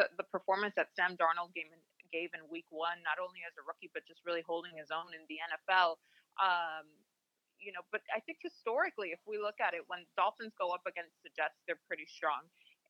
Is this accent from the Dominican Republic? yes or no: yes; Dominican Republic; my Hispanic roots. I'm from the Dominican Republic.